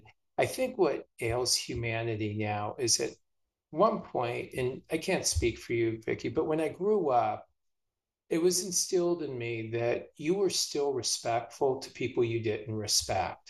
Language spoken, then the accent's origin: English; California, United States; moved away as an adult; now in Philadelphia, United States; I'm from California. I grew up there until about my mid-20s.